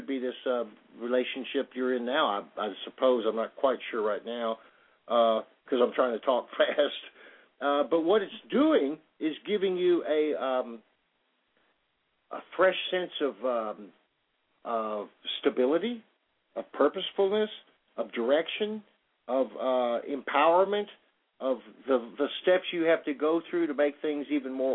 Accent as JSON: {"language": "English", "town": "Plainfield", "region": "New Jersey", "country": "United States", "tie": "born or raised there", "moved": "yes", "said": "I was born in Plainfield, New Jersey"}